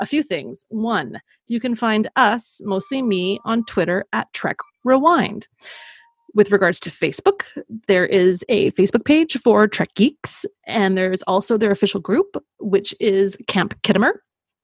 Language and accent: English; Canada; we're Canadian